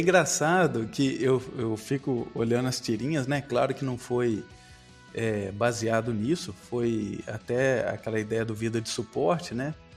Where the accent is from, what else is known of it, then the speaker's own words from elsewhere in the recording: Guaçuí, Espírito Santo, Brazil; moved away as an adult; also born or lived in Viçosa, Minas Gerais; a minha cidade natal é Guaçuí, no